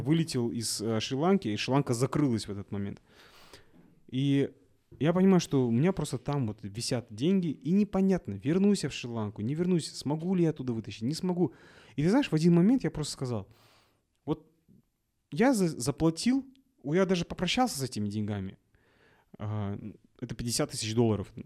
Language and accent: Russian; Kazakhstan; Я говорю, из Казахстана